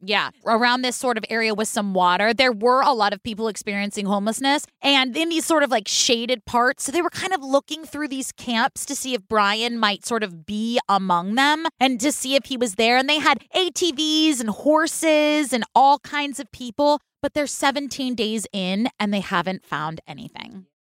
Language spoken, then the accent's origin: English; Oakland, California, United States; Now, I grew up in Oakland and I hung out in Berkeley a lot.